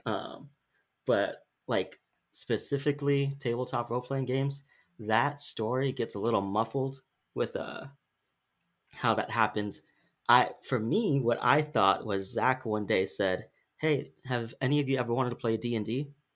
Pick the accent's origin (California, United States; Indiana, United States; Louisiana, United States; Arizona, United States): California, United States; Sacramento; we're from Sacramento, but it's in our podcast title, like, we're Sacramento proud.